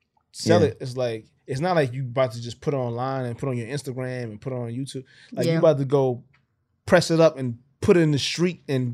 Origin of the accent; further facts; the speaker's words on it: New York, United States; I'm from New York. I go to Dallas.